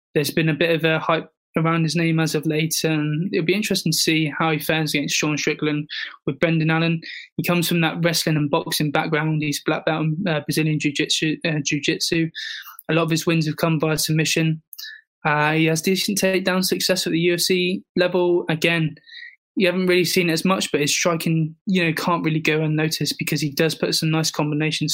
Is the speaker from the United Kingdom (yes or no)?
yes; England, United Kingdom; as a proud Englishman